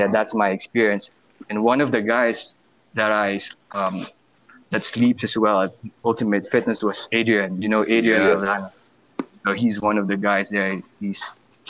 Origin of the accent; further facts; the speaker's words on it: Philippines; also born or lived in Manila; my hometown is way far from Manila. It's around 2.5 hours from Manila.